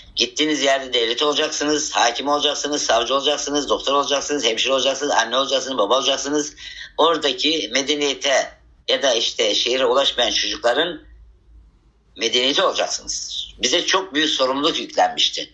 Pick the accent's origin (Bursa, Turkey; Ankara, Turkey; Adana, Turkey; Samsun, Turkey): Samsun, Turkey; Havza; Samsun ilinin Havza ilçesinin Hilmiye adında bir dağ köyünde toprak evde doğmuşum.